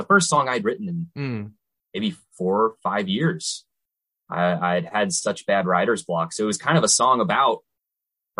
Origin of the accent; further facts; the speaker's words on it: Missouri, United States; we're all from Missouri